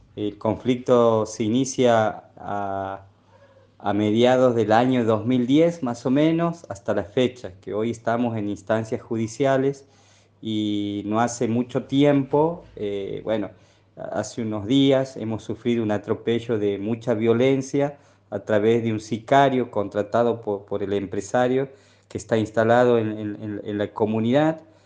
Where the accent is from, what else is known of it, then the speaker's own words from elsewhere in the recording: Pozo del Castaño, Santiago del Estero, Argentina; El Pozo del Castaño es una comunidad que está ubicada al norte entre los departamentos Figueroa y Moreno, y ahí nomás está Alberdi, somos eh, base del MOCASE